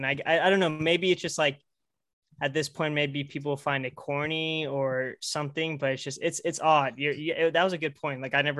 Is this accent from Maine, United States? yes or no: no; Tulsa, Oklahoma, United States; Grew up in Oklahoma. I'm from Tulsa.